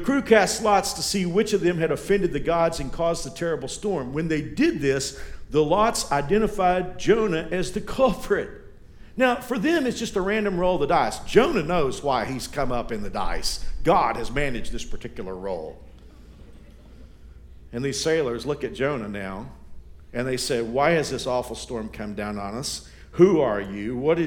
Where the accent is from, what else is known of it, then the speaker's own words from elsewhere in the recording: United States; we in America